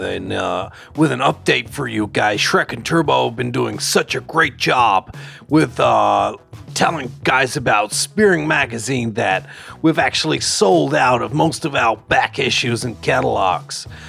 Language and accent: English; New Zealand; also born or lived in China; I was brought up in New Zealand